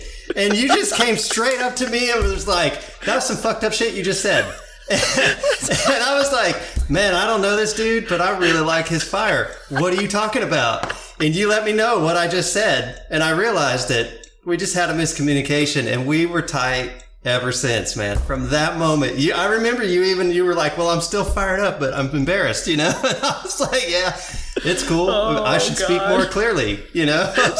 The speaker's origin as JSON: {"language": "English", "town": "Indianapolis", "region": "Indiana", "country": "United States", "tie": "born there", "said": "I was born in Indianapolis."}